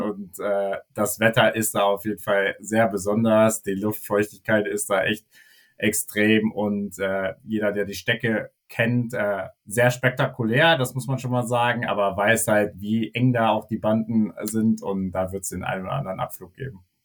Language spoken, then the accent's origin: German; Germany; als Deutscher